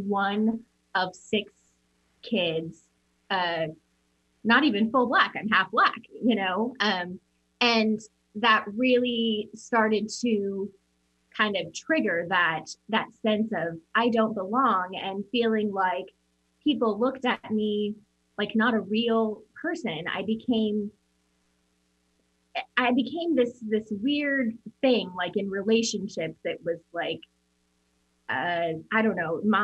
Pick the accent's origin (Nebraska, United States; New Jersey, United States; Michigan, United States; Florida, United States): Nebraska, United States; Omaha; also born or lived in Papillion, Nebraska; we grew up in Omaha, Nebraska